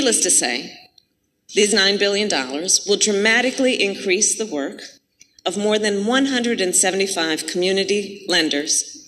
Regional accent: Oakland, California, United States; my hometown of Oakland, California

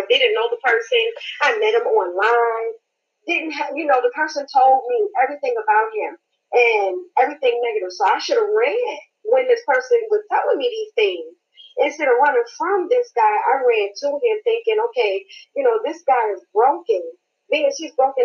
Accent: New York, United States; now in Jonesboro, United States; I'm originally from New York, but I reside in Georgia, Jonesboro.

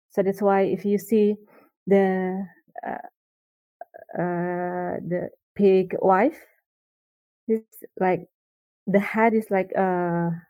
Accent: Jakarta, Indonesia; also born or lived in Bandung; I grew up in Jakarta, and then after um, the college, I stay in Bandung.

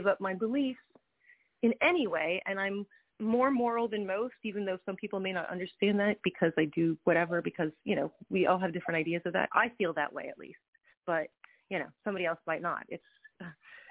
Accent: Tennessee, United States; now in New York, United States; Growing up in Tennessee, I grew up around people who were very different than me

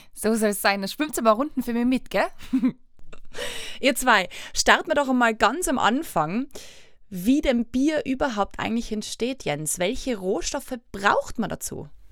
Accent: Austria; bei uns in Österreich

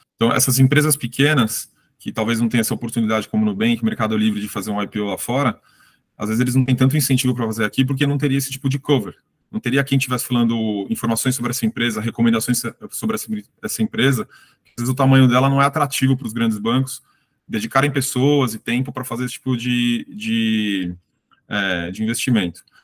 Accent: Brazil; Eu, até como brasileiro economista

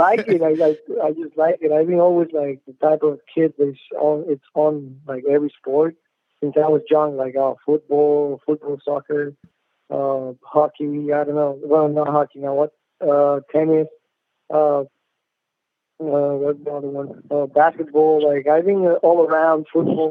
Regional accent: Chihuahua, Mexico; I'm from Chihuahua, Mexico. Born and raised in Mexico

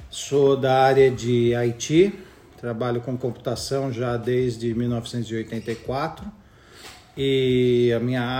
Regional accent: São Paulo, Brazil; moved away as an adult; now in Australia; agora eu passei praticamente os seis primeiros meses do ano em São Paulo, de onde eu sou, sou paulistano, né, da Zona Norte

